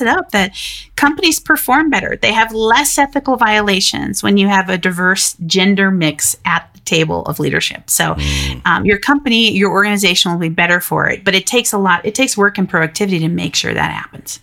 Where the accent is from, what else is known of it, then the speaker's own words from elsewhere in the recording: Denver, Colorado, United States; my hometown of Denver, Colorado